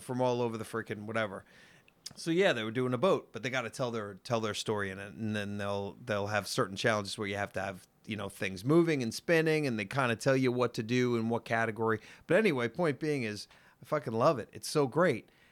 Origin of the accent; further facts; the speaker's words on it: New York, United States; I'm from New York